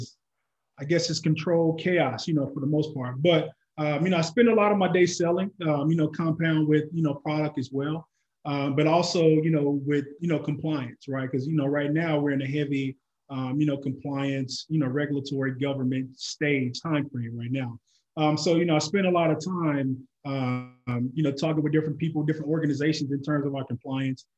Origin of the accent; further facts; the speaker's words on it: Oklahoma, United States; I'm originally from Oklahoma